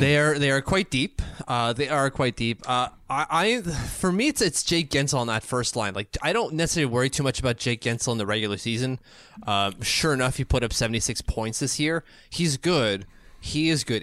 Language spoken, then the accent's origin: English; Canada; I'm a Canadian